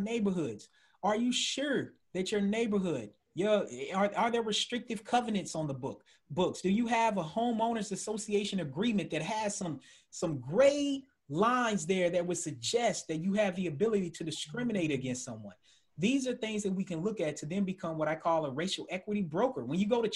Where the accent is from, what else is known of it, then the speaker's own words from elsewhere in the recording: Georgia, United States; moved away as an adult; also born or lived in Tennessee / Indiana; now in Maryland, United States; as a Southerner being from Tennessee that grew up in Georgia, went to grad school in Indiana